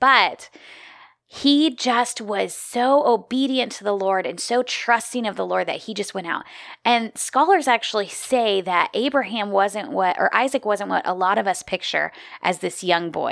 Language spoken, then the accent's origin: English; Midwest, United States; moved away as an adult; also born or lived in Minneapolis, Minnesota; now in South Carolina, United States; I grew up in the Midwest